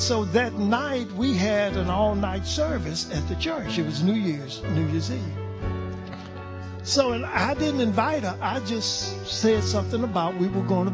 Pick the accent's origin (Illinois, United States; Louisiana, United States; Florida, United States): Louisiana, United States; I'm from Louisiana